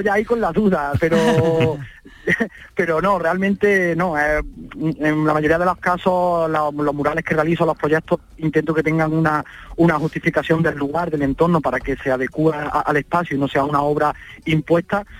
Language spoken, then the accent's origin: Spanish; Baena, Andalusia, Spain; he decidido quedarme en mi pueblo, en Baena